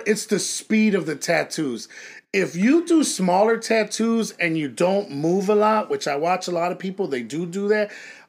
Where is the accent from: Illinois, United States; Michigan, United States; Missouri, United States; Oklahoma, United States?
Illinois, United States; Chicago; When I grew up in Chicago, I was cutting hair. I was lining. I was doing all that.